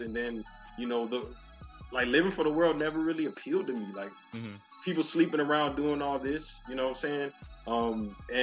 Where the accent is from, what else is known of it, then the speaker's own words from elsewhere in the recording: Miami, Florida, United States; moved away as an adult; also born or lived in Atlanta / Jamaica (ancestry); now in Chicago, United States; I'm born and raised in Miami, Florida. I live in Chicago the last 10 years.